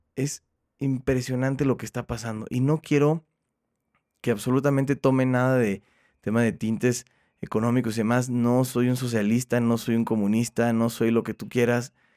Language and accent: Spanish; Mexico; Todos somos mexicanos